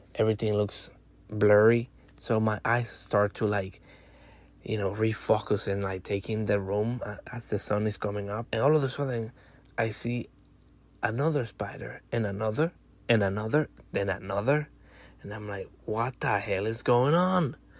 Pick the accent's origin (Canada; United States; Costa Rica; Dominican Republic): Dominican Republic; moved away; I'm from Dominican Republic